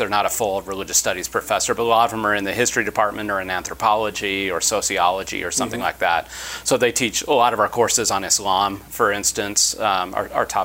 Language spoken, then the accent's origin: English; Utah, United States; I grew up in Utah, and I went to BYU for my undergraduate